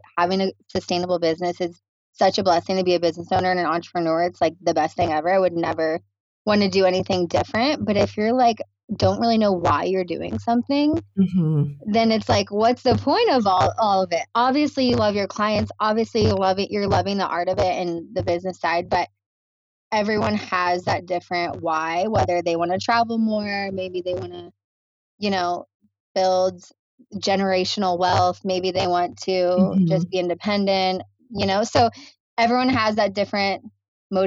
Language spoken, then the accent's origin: English; Naples, Florida, United States; moved away as an adult; now in Hawaii, United States; Love my hometown. Shout out to Naples.